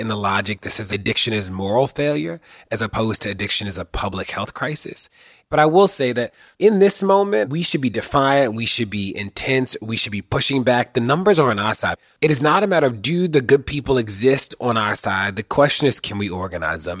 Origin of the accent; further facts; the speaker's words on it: Baltimore, Maryland, United States; somebody who was born and raised in Baltimore and somebody who lives in Baltimore